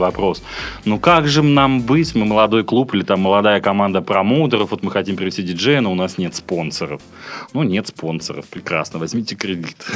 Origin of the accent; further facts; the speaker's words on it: Yekaterinburg, Sverdlovsk Oblast, Russia; moved away as an adult; now in Saint Petersburg, Russia; в Екатеринбурге, откуда я родом